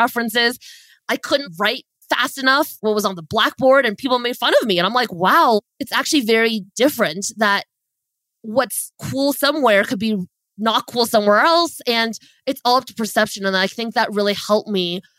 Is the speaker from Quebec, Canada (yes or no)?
no; Ottawa, Ontario, Canada; also born or lived in Beijing, China; I moved to Canada when I was 4 years old, grew up in Ottawa, Canada.